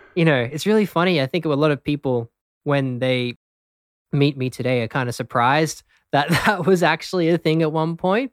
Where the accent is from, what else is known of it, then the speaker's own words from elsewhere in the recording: Brisbane, Queensland, Australia; also born or lived in London, United Kingdom; I'm actually born in the UK, so I was born um, just outside of London, hmm. but grew up in Australia in Brisbane.